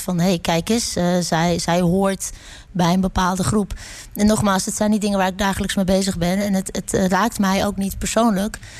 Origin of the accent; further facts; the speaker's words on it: Netherlands; ik ben een Nederlander